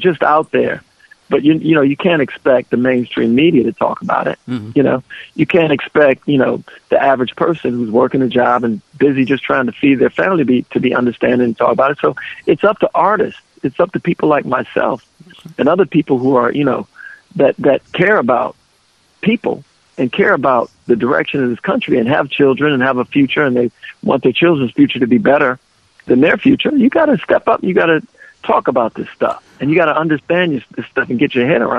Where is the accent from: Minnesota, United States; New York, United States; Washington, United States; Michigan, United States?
Minnesota, United States; Minneapolis; moved away; I grew up in North Minneapolis and it was a black community